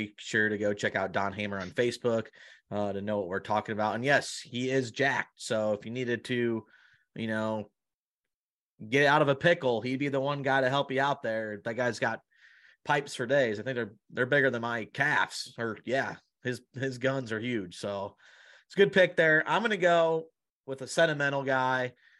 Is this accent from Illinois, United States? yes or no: yes; Illinois, United States; I think he's a Midwestern guy from the Hoosier State. I'm from the Lane of Lincoln.